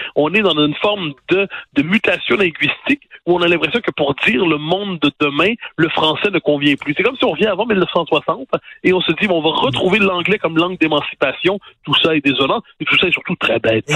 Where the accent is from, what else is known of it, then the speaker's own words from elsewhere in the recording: Quebec, Canada; Quand on est québécois